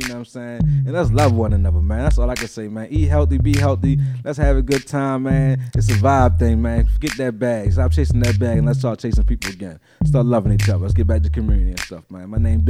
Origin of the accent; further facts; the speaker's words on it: Baltimore, Maryland, United States; they're like, where you from? I'm from Baltimore. What side of town you from? Well, I've been on this side for 20 years and I've been on the east side for 20 years now. So I'm like, I'm just a Baltimorean.